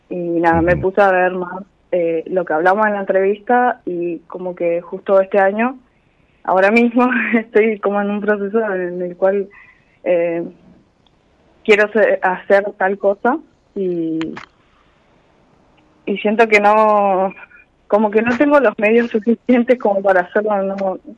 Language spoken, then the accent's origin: Spanish; Trelew, Chubut, Argentina; Mm, de Trelew.